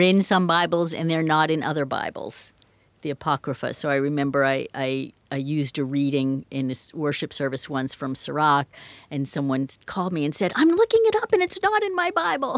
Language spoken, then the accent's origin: English; Medford, Massachusetts, United States; also born or lived in New York / Washington, D.C. / Westford, Massachusetts / Leicester, Massachusetts; now in Franklin, United States; I grew up in Medford, and for most of my life, I've been a Massachusetts person